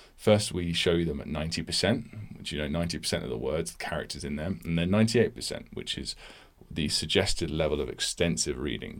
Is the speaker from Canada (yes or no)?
no; United Kingdom; I'm a British person.